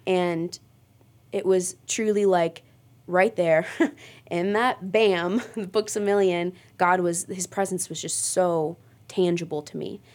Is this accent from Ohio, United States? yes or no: yes; Mogadore, Ohio, United States; I grew up in Mogador.